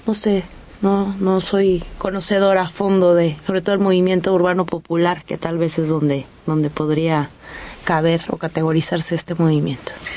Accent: Mexico; nuestro país

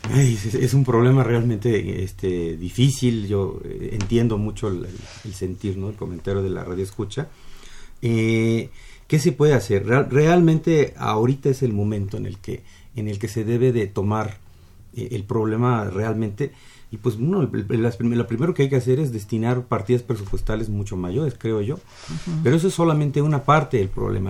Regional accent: Mexico; nosotros como mexicanos

